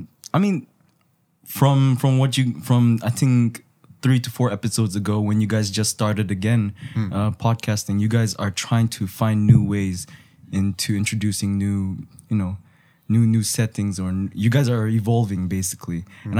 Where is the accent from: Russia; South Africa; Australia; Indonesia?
Indonesia; I'm actually half Indonesian, but I'm legally a Japanese by nationality. But I grew up in Indonesia for a very long time.